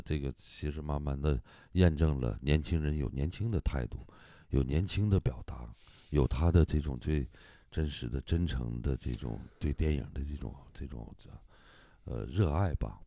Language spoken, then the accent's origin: Chinese; Hulunbuir, Inner Mongolia, China; 我的老家胡伦贝尔